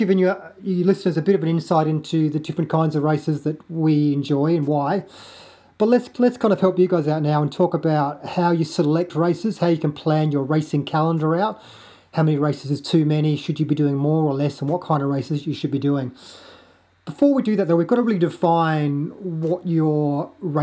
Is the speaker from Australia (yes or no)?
yes; Adelaide, South Australia, Australia; moved away; I'm from Adelaide originally